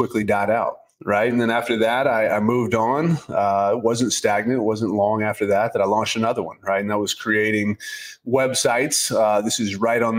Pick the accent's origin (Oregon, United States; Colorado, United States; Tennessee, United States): Tennessee, United States; Nashville; I'm from Nashville, born and raised there